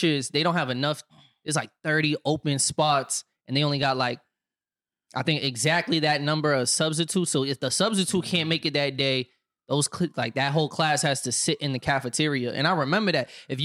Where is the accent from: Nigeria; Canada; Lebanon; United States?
United States; Brockton, Massachusetts; That was my high school